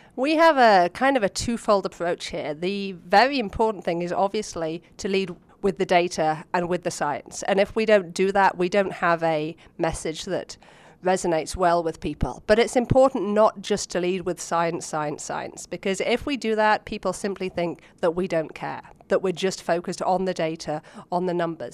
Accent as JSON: {"language": "English", "town": "Oxford", "region": "South East England", "country": "United Kingdom", "tie": "born or raised there", "moved": "as an adult", "lives_now": "United States", "said": "As you can hear from my accent, I actually grew up back in Oxford, England."}